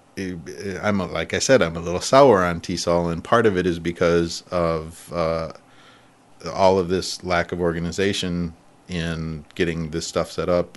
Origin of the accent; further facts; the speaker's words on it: near Ann Arbor, Michigan, United States; also born or lived in San Francisco; now in Japan; I grew up near Ann Arbor.